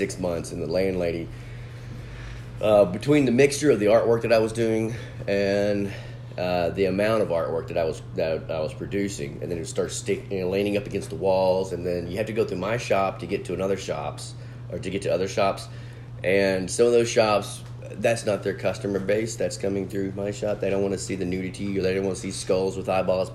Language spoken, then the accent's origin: English; Dallas, Texas, United States; moved away; I'm from Dallas